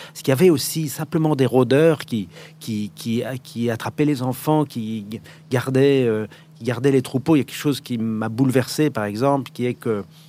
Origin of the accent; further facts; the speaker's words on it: Paris, Île-de-France, France; also born or lived in Morocco / Ivory Coast / Vietnam; je suis né à Paris